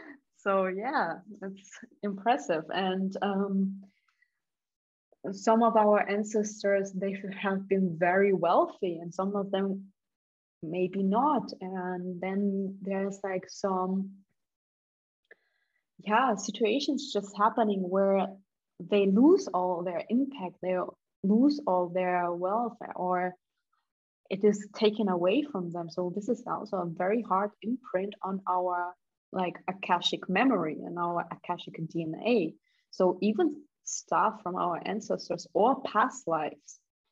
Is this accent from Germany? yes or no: yes; Germany; also born or lived in Kazakhstan / Russia; because I was born in Kazakhstan and later we immigrated to Russia back. And when I was 10, we moved to Germany